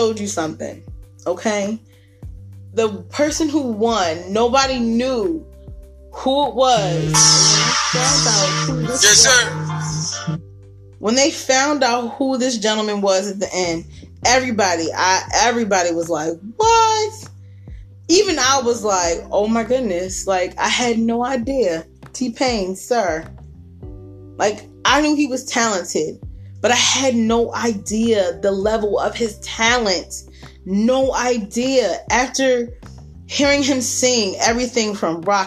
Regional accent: Baltimore, Maryland, United States; born or raised there

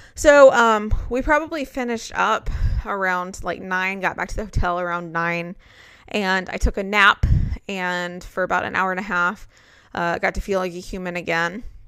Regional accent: Alabama, United States; I'm from Alabama. That's what I grew up with.

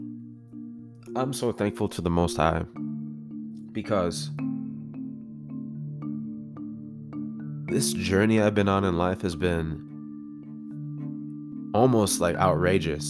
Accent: Woodbury, Minnesota, United States; also born or lived in St. Paul, Minnesota; we relocated from St. Paul to Woodbury

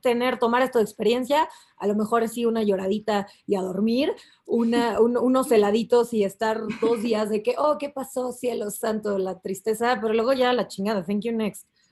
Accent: Mexico; aquí como mexicanos

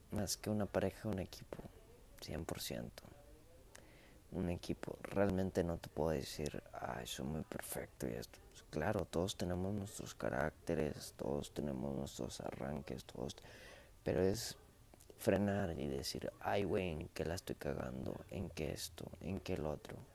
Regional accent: Monterrey, Nuevo León, Mexico; Y sí, sí, soy de México, soy regiomontano, soy mexicano.

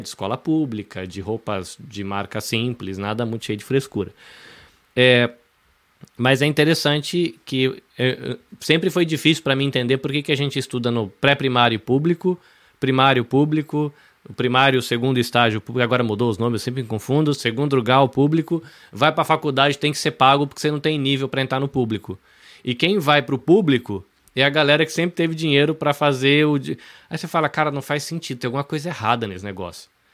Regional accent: Brazil; now in Japan; como brasileiro

